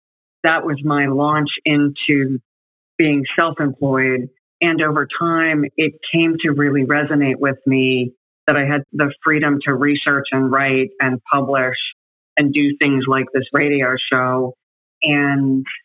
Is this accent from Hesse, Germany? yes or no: no; Munich, Bavaria, Germany; born there; I was born in Munich, Germany, as the daughter of a military officer and a mom who followed the military officer to Germany.